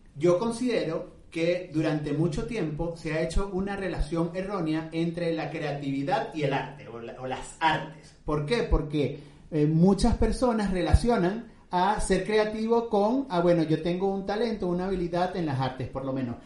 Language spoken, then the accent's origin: Spanish; Venezuela; como dicen en mi tierra, en Venezuela